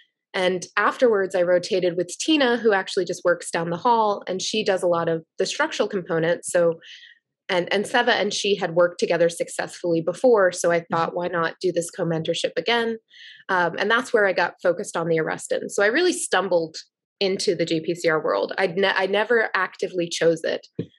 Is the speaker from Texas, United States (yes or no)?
no; Plymouth, Massachusetts, United States; But I grew up in Plymouth, Massachusetts, and we were by the beach